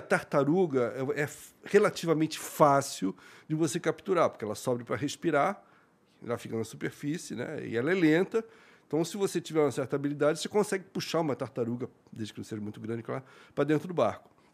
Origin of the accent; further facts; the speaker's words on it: Santos, São Paulo, Brazil; also born or lived in Rio de Janeiro; Eu nasci no Rio, mas só nasci. Mas eu fui criado em Santos